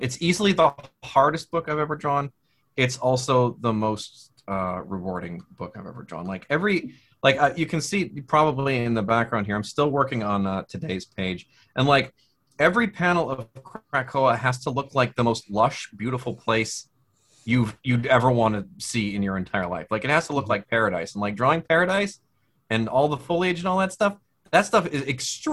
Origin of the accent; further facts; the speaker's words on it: Midwest, United States; moved away; I'm from the Midwest originally.